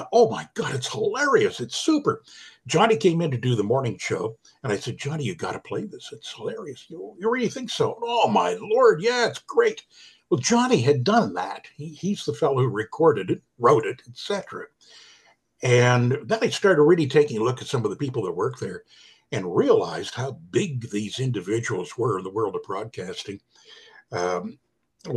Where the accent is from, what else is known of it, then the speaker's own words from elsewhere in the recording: Ottawa, Ontario, Canada; also born or lived in Halifax, Nova Scotia / Kingston; Ottawa, my hometown